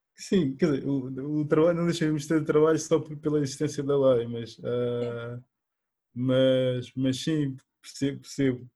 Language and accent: Portuguese; Portugal; also born or lived in Guinea-Bissau; sou natural da Guiné-Bissau, um, mas vivo, vivo cá em Portugal desde desde a minha infância, desde os meus oito anos